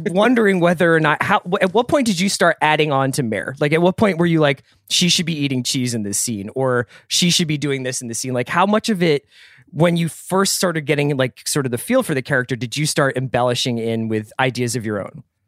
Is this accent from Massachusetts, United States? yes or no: no; Philadelphia, Pennsylvania, United States; as a kid growing up in Philadelphia